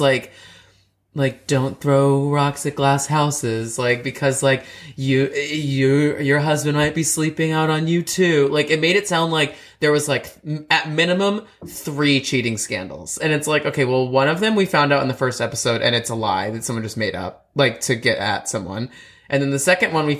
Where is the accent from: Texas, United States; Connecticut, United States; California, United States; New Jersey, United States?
Texas, United States; Dallas; I'm from Dallas